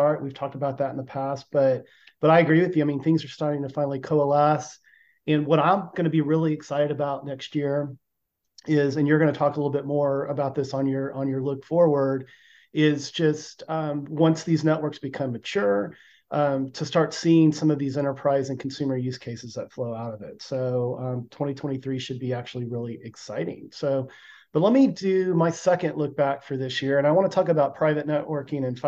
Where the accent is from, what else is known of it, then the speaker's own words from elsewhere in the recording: Austin, Texas, United States; my hometown of Austin